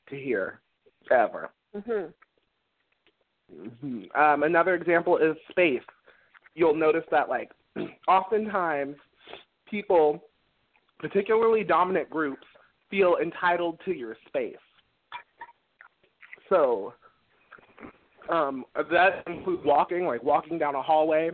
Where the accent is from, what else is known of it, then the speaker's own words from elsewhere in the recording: Vallejo, California, United States; I'm from Vallejo, which is actually one of the most diverse cities in California